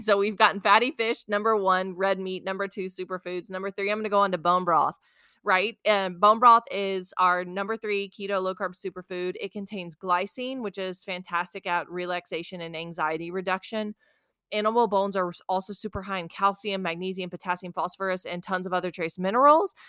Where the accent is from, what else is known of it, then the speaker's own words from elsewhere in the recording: South Mississippi, United States; I grew up in South Mississippi